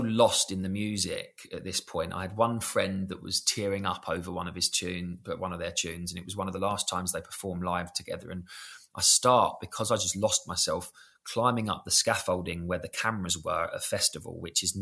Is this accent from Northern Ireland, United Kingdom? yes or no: no; London, United Kingdom; we're from South London.